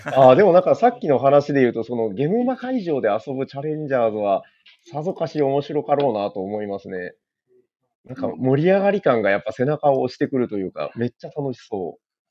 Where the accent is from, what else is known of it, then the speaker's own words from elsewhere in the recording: Nagasaki, Japan; 私、長崎